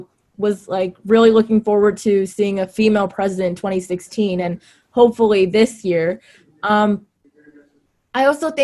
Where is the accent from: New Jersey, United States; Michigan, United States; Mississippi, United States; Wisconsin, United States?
New Jersey, United States; I'm a sophomore from New Jersey